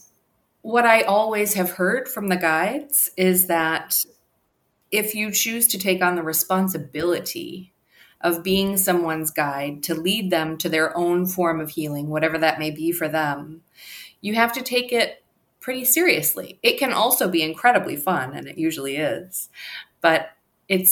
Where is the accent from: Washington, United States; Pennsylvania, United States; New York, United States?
New York, United States; now in Los Angeles, United States; I am joining you from Los Angeles, but I'm originally from New York